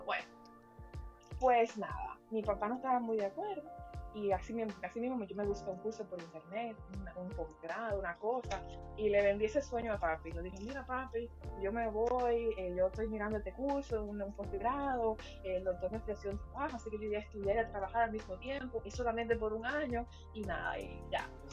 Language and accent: Spanish; Santo Domingo, Dominican Republic; moved away as an adult; also born or lived in Spain; Luis y yo somos viejos amigos del bachillerato allá en Santo Domingo